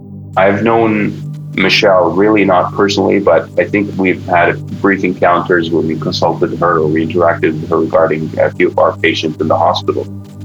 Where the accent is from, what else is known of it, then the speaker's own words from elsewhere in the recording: Riyadh, Riyadh Province, Saudi Arabia; moved away as an adult; also born or lived in Toronto, Canada / Miami, United States; I'm from Riyadh, Saudi Arabia, where I am right now.